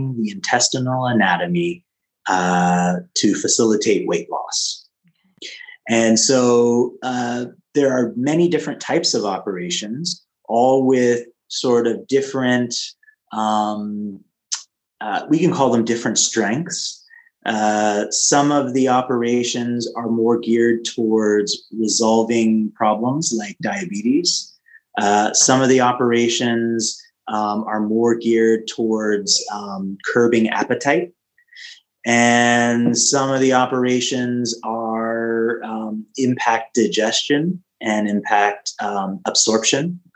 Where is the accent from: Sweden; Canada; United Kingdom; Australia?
Canada; now in California, United States; I live in California, but I was raised in Canada, so still have ties